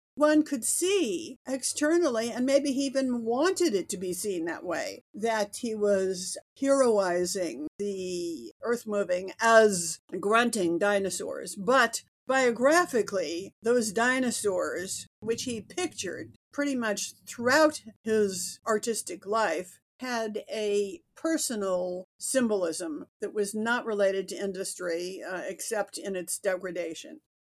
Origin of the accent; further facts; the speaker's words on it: Berkeley, California, United States; moved away as an adult; now in New York, United States; I was born in Berkeley